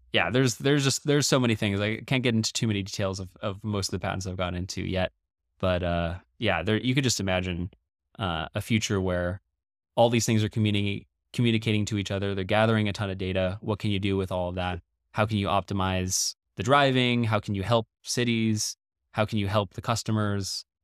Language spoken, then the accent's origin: English; Paris, Île-de-France, France; also born or lived in Beijing / Dubai / Shanghai / Dallas; I'm not from any single place. My dad is Dutch. My mom's American. I was born in Paris, France. And we moved around a lot as a kid.